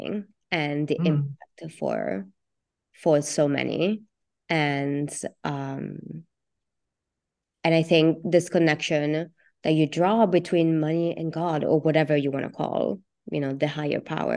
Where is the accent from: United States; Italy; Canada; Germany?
Italy; moved away; I grew up in Italy, so I grew up in a Catholic, very institutionalized